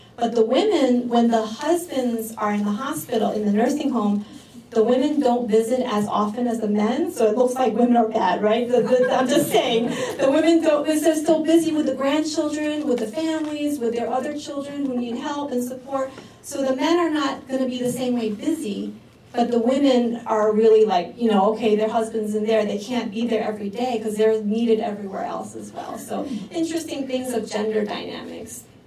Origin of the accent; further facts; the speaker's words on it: New York City, New York, United States; also born or lived in New Jersey; now in Queens, New York City, United States; the ones I grew up with in New York City